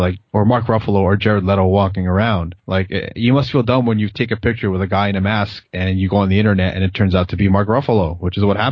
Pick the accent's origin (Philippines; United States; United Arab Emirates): Philippines; I'm a Filipino guy, and, you know, of course that's a minority